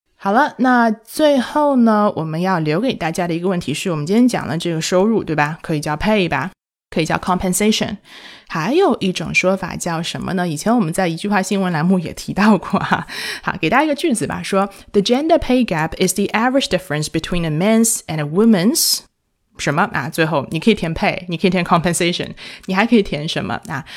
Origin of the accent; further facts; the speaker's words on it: China; 我们中国人